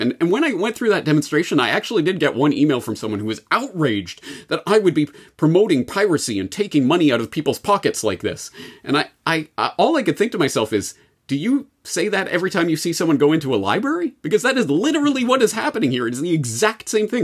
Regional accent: Canada; speaking as a Canadian

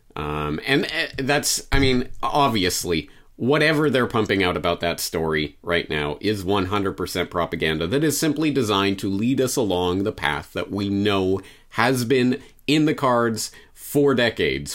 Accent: Canada; moved away; as a Canadian citizen

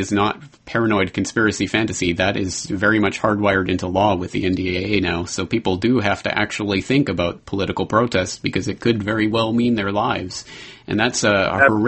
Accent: Canada; I'm Canadian

